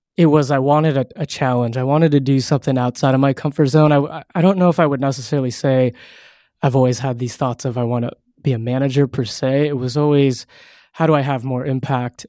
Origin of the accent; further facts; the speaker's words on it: Castro Valley, California, United States; also born or lived in San Francisco; I'm from a small little town called Castro Valley